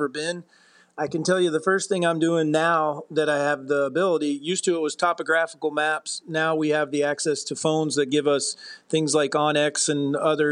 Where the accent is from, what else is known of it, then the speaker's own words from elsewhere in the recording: Virginia, United States; moved away; also born or lived in Montana; I grew up in Virginia, and I ended up living in Montana for almost 20 years